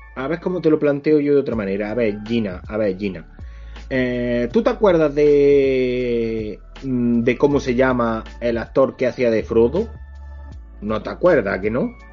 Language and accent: Spanish; Spain; somos mm, españoles